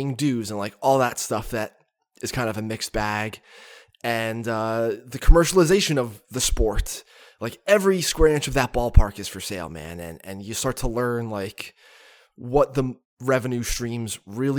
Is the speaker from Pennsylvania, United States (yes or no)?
yes; Catasauqua, Pennsylvania, United States; my front door growing up in Catasauqua